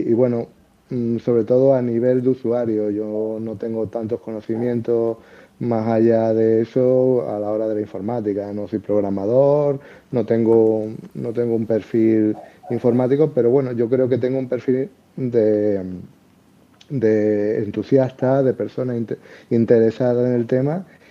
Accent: Seville, Andalusia, Spain; accent: Andalusian; now in Madrid, Spain; por mi acento y eso, podéis pensar a lo mejor que, que soy de Andalucía. Y bueno, sí, soy. Yo viví toda mi infancia en Sevilla

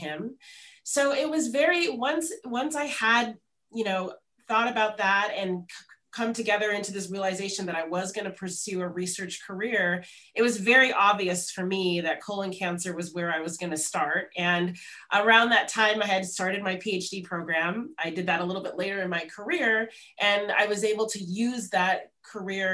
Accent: Los Angeles, California, United States; moved away as an adult; I grew up in Los Angeles, where I'm speaking to you from here today

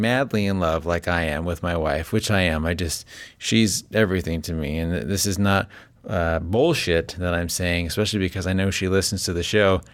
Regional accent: Las Vegas, Nevada, United States; now in Northern California, United States; I live in Northern California. I grew up in Las Vegas

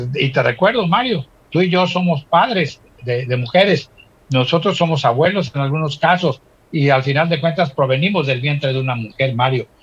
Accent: Acapulco, Guerrero, Mexico; nuestro terruño, y en este caso Acapulco y en este caso Guerrero y obviamente a México.

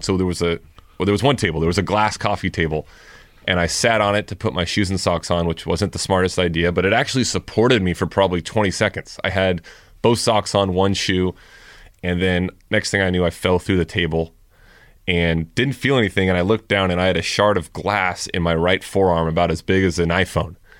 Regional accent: Thousand Oaks, California, United States; I grew up in Thousand Oaks

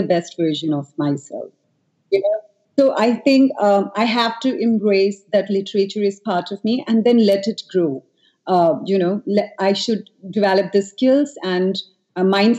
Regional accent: New Delhi, Delhi, India; I grew up in Delhi

